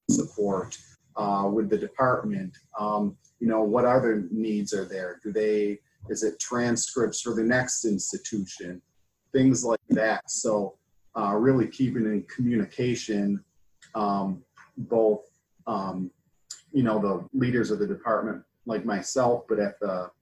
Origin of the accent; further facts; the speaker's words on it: Buffalo, New York, United States; moved away as an adult; also born or lived in Boston / Brooklyn; I'm from upstate New York, in the Buffalo area.